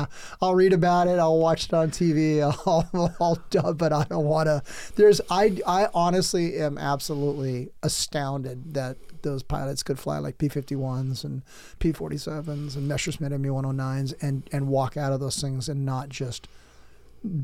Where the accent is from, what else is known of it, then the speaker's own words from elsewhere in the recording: San Diego County, Southern California, United States; I grew up in Southern California. I grew up in San Diego County, all over it